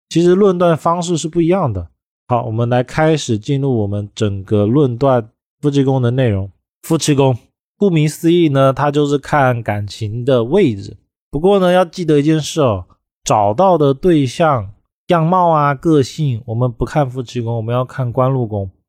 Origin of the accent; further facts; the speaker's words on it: China; 我们中国人